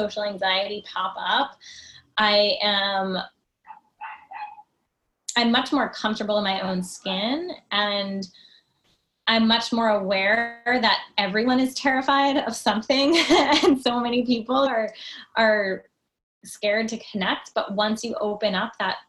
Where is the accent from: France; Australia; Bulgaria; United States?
United States; New Jersey; I grew up in New Jersey